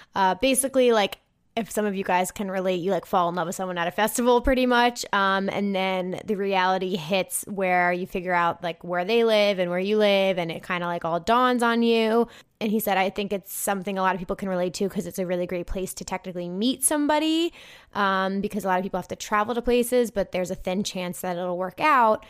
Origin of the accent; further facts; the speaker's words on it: New Jersey, United States; I'm not from Minnesota. I'm from New Jersey